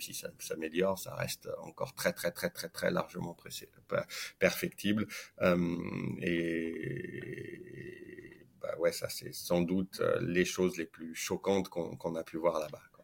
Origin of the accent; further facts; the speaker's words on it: Saint-Étienne, Auvergne-Rhône-Alpes, France; also born or lived in Lyon; j'ai grandi et joué au foot à Saint-Etienne